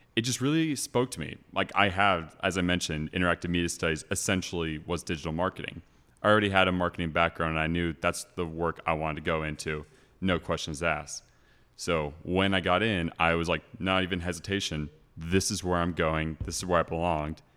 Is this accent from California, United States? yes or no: yes; Calabasas, California, United States; moved away as an adult; also born or lived in Ohio; now in Austin, United States; I am from Los Angeles, California, or more specifically, Calabasas